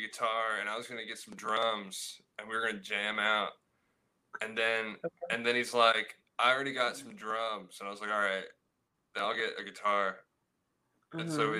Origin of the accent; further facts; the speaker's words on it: Charlotte, North Carolina, United States; now in Chapel Hill, United States; Where I'm from Charlotte, North Carolina.